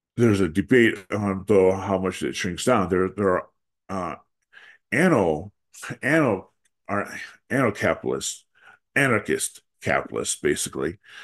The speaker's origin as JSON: {"language": "English", "region": "Wisconsin", "country": "United States", "tie": "born or raised there", "said": "the state of Wisconsin, my home state."}